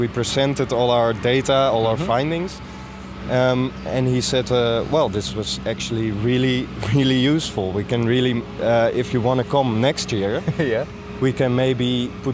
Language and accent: English; Sneek, Friesland, Netherlands; I'm from Snake. It's a town, you know, in the southern Frisia area.